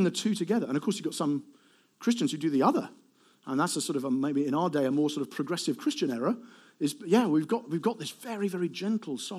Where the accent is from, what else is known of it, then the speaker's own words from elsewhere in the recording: Eastbourne, South East England, United Kingdom; I'm from Eastbourne.